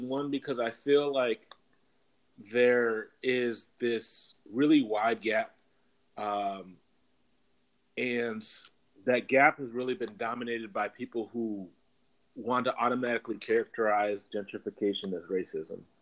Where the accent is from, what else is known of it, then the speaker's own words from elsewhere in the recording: Minneapolis, Minnesota, United States; moved away as an adult; now in Los Angeles, United States; I grew up in Minneapolis from the age of two to 22, so for 20 years, and uh, grew up in the city